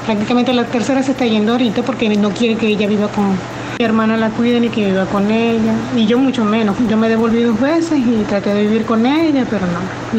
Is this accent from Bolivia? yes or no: no; Venezuela; moved away; Yo soy venezolana y vengo acá a tiempo y mis padres ya están muy mayores y están en Venezuela